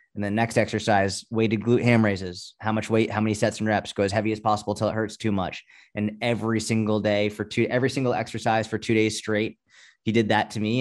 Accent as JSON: {"language": "English", "town": "Boston", "region": "Massachusetts", "country": "United States", "tie": "born or raised there", "said": "I grew up in Boston or outside of Boston."}